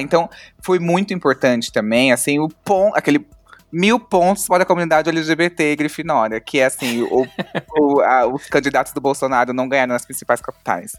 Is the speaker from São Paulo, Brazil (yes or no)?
yes; São Paulo, Brazil; eu sou de São Paulo